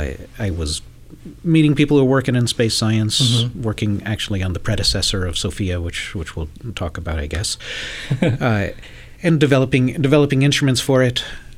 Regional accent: Atlanta, Georgia, United States; no, I grew up in Atlanta, Georgia.

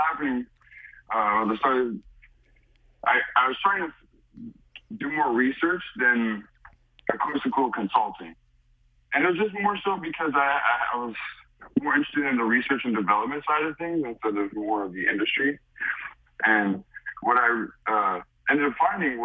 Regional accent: New York City, New York, United States; moved away as an adult; also born or lived in Hartford, Connecticut; I'm originally from the Bronx, New York

